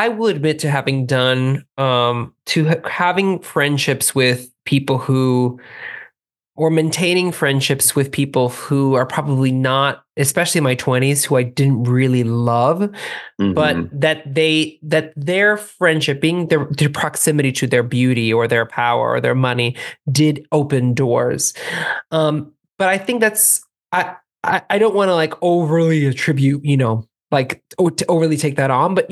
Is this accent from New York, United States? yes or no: no; Miami, Florida, United States; We grew up in Miami